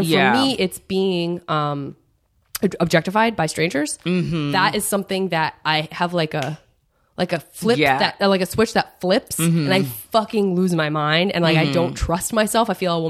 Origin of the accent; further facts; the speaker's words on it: Tucson, Arizona, United States; I'm from Tucson, Arizona, and there's definitely a black population there